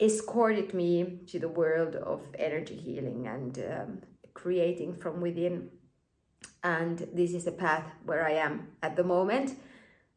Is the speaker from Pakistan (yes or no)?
no; Finland; I was born and raised in Finland.